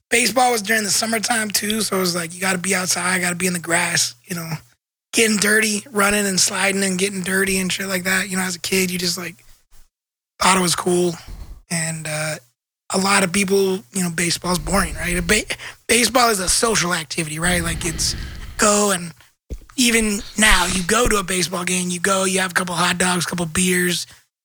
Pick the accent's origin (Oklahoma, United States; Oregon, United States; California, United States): Oregon, United States; Portland; growing up in Portland